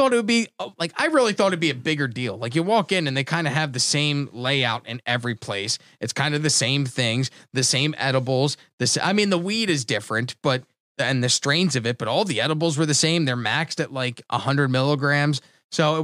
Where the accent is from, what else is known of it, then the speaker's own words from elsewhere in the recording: New Jersey, United States; now in Florida, United States; New Jersey, my home state, New Jersey